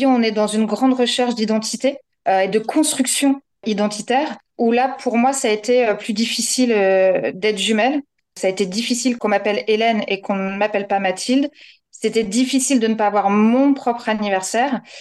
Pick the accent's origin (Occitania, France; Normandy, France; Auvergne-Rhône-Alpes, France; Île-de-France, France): Normandy, France; now in Pont-l'Abbé, France; j'ai 38 ans. Je suis la première jumelle, puisque première née. Je vis à Pont-l'Abbé, donc normande de naissance et bigoudaine de cœur.